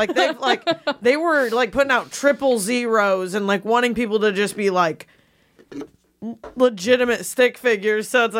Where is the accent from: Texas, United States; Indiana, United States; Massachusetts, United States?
Indiana, United States; I'm from Indiana.